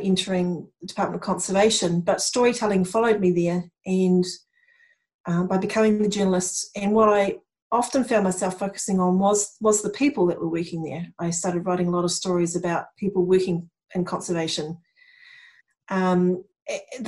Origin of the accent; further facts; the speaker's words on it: Tauranga, Bay of Plenty, New Zealand; moved away as an adult; now in Christchurch, New Zealand; I grew up in Tauranga